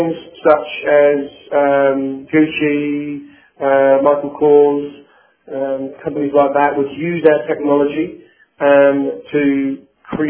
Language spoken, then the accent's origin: English; London, United Kingdom; accent: British; moved away as an adult; now in United States; born and bred in England and in London, and I've been in the US now for about a year and a half.